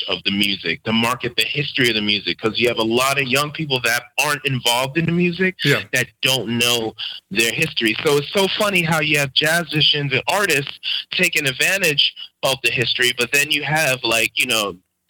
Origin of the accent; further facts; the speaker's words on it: New York City, New York, United States; also born or lived in Harlem; I was raised in Queens, but spent a lot of time in Harlem as a kid